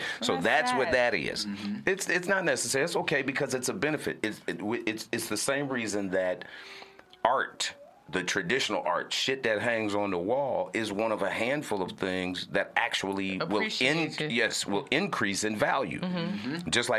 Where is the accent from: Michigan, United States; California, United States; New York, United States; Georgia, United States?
Georgia, United States; Atlanta; also born or lived in Houston, Texas; I'm originally from Houston, Texas, but I came up in Atlanta.